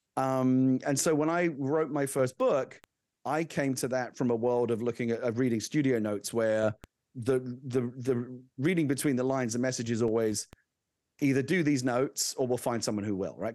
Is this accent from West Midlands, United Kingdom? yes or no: no; London, United Kingdom; moved away; I'm originally from the U K. I grew up in London